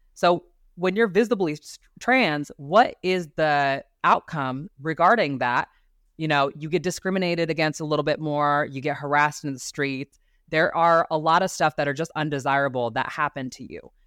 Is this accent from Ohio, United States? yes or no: yes; Ohio, United States; moved away as an adult; now in Arizona, United States; I grew up in Ohio to very conservative family.